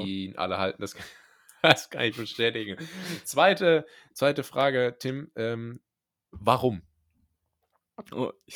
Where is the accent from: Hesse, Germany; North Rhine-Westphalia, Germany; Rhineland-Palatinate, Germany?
Rhineland-Palatinate, Germany; moved away; ich komme ja ursprünglich aus der Pfalz, was ja nicht in Baden-Württemberg liegt